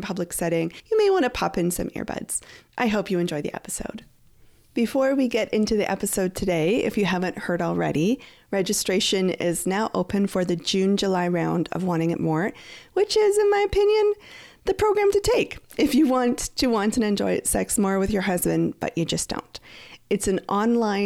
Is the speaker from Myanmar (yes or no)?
no; Canada; I'm from Canada.